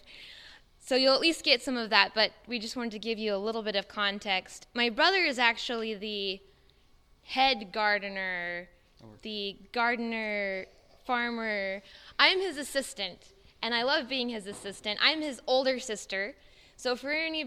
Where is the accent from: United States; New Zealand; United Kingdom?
United States; South Central Oklahoma; we're from South Central Oklahoma.